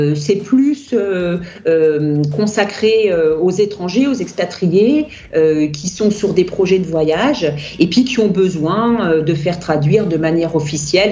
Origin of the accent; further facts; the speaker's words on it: France; first language French; je suis française